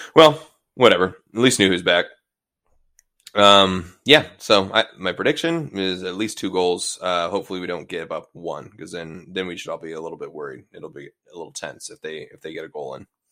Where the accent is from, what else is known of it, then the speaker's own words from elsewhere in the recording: Seattle, Washington, United States; also born or lived in Bainbridge Island, Washington; I'm from Ballard High School